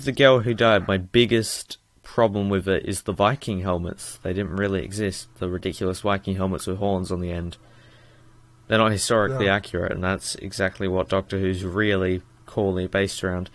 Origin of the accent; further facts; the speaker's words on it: Australia; I'm Australian